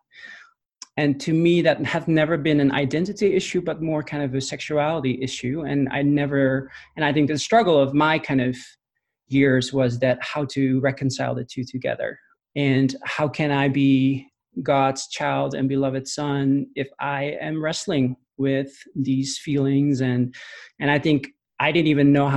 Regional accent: Netherlands; moved away as an adult; also born or lived in Amsterdam; now in United States; I'm a Dutch native, or born and raised in the Netherlands, moved to the US 2.5 years ago

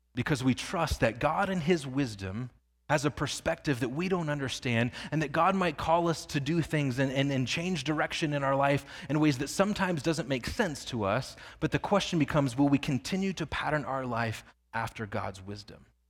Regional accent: Northwest Indiana, United States; I grew up in Northwest Indiana

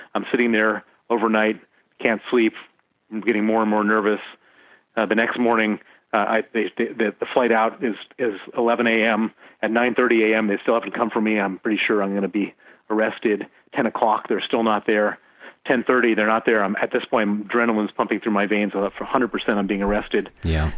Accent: Chicago, Illinois, United States; moved away as an adult; also born or lived in Princeton, New Jersey; now in London, United Kingdom; I was born in Princeton, New Jersey, um, uh, raised in in uh, South Side of Chicago

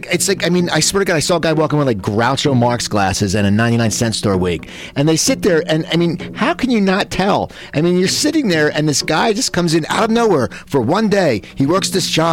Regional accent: near Philadelphia, Pennsylvania, United States; I grew up right near Philadelphia

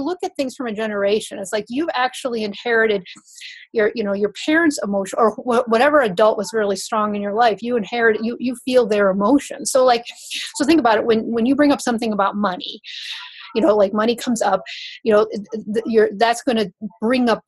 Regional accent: Wisconsin, United States; I grew up in Wisconsin

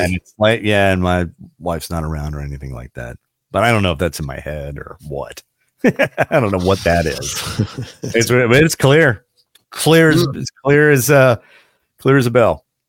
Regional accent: Emmitsburg, Maryland, United States; growing up in Emmitsburg, Maryland, or going to school in Emmitsburg, Maryland

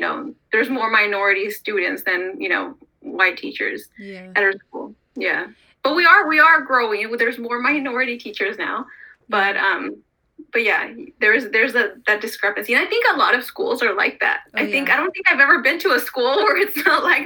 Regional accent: Stockton, California, United States; Growing up in Stockton

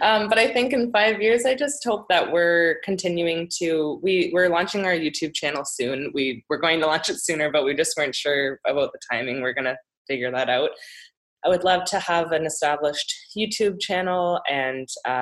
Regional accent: Ontario, Canada; now in Vancouver, Canada; I am originally from Ontario

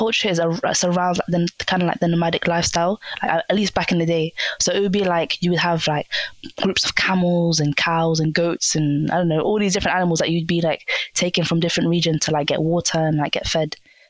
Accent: Somalia; Oh, yeah, you know, I'm from Somalia.

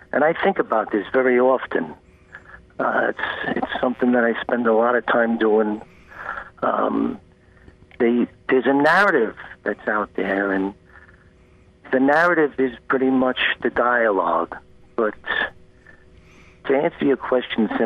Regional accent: Brooklyn, New York, United States; moved away as an adult; now in North Carolina, United States; I grew up in Brooklyn in a community of very much like-minded people

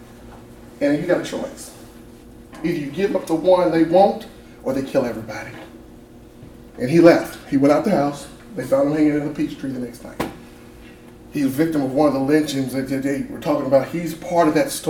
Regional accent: Pulaski, Tennessee, United States; I'm from Giles County, Tennessee, Pulaski, Tennessee, little town of about 80,000 people in the city, 24,000 in the county. We are the birthplace of the KKK. That's what we're most famously known for. It's weird growing up there.

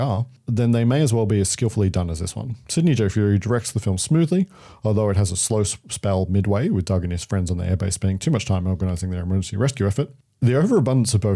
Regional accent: Australia; we are Australian

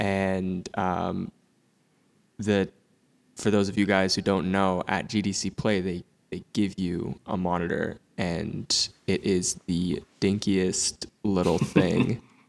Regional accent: Princeton, New Jersey, United States; Yeah, so Princeton, it's a nice area. Like I'm not gonna front, like, you know, it's a lot of suburbs

